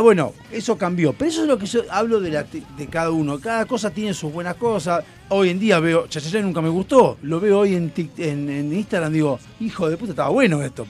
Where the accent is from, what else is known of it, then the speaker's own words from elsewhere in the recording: Argentina; qué zurdos, asquerosos que somos los argentinos